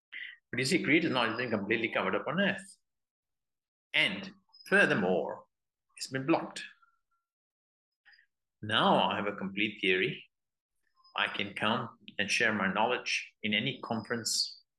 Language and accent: English; United Kingdom; although I'm British